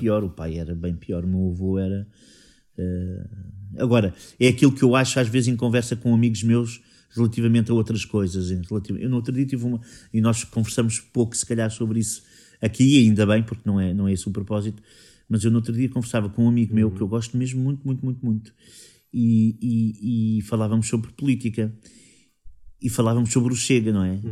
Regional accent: Sintra, Lisbon, Portugal; eu sou saloio, tenho. As únicas costelas que eu não tenho de Sintra são dos meus pais.

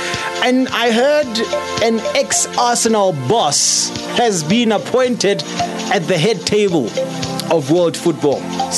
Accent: Free State, South Africa; in the dusty township of Maokeng, out in the Free State province. Yeah, you can hear I'm a proud Free Stater.

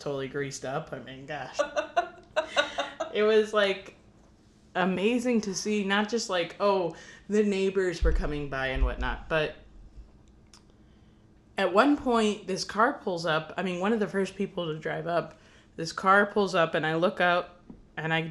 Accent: Chattahoochee, Florida, United States; I grew up in Chattahoochee, Florida

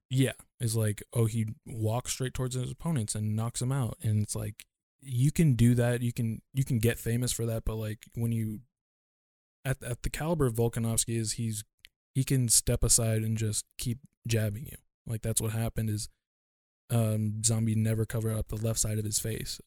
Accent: United States; me being Asian American

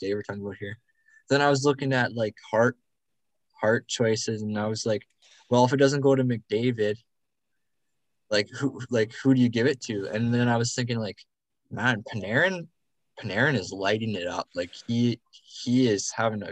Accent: Canada; I'm Canadian

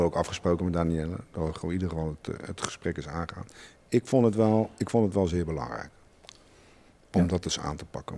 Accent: Schiedam, South Holland, Netherlands; bij ons in Schiedam

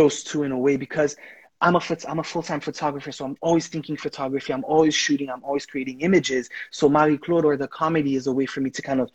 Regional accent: Haiti; first language Haitian Creole; English is a second language; now in United States; I'm Haitian. Like, I grew up in Haiti. I speak the language.

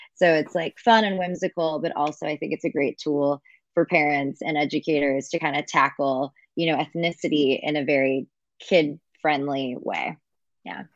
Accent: Kingsburg, California, United States; moved away as an adult; also born or lived in Los Angeles; I grew up in Central California, so a small town called Kingsburg. It's outside of Fresno

